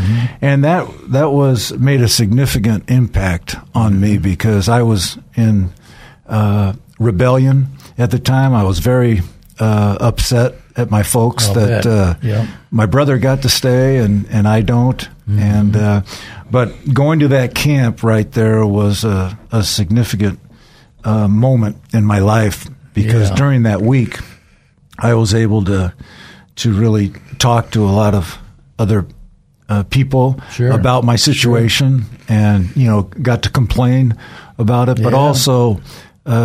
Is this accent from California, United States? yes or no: yes; San Pedro, California, United States; I was raised primarily in Southern California. My dad was in the space program, and we didn't move around quite as often as a typical military family because of his focus on the space program. So I was raised in San Pedro, which is in Los Angeles.